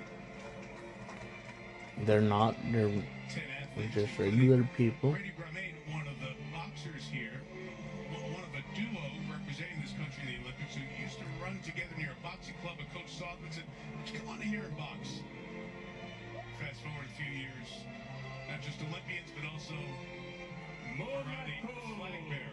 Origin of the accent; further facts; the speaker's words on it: United States; My home country, USA